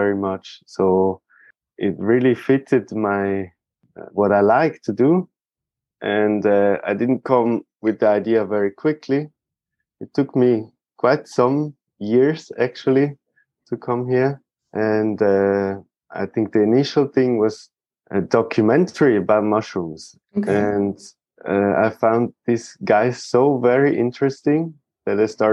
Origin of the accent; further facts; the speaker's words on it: a small town close to Zurich, Switzerland; I've been grown up in Switzerland in a small town close to Zurich